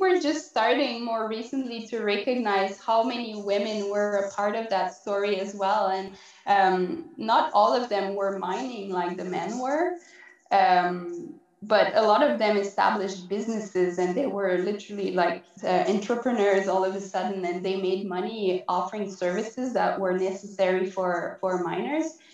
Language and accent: English; Quebec, Canada; accent: French; moved away as an adult; now in Yukon, Canada; I'm originally from Quebec, which is in the eastern part of Canada. So that's why you might be hearing a bit of an, a French accent